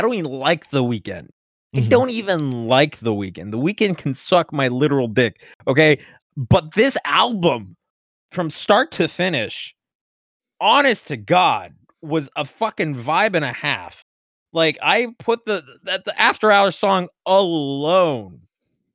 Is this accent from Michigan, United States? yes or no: no; Miami, Florida, United States; I grew up in Miami.